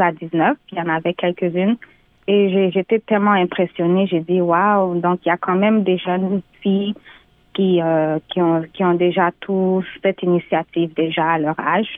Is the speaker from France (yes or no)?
no; Canada; née au Canada d'origine guinéenne